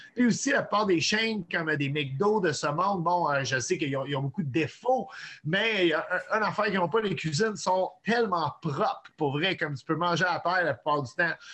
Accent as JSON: {"language": "French", "town": "Montreal", "region": "Quebec", "country": "Canada", "said": "suis un, Montréalais qui vient d'un père anglophone. et d'une mère québécoise"}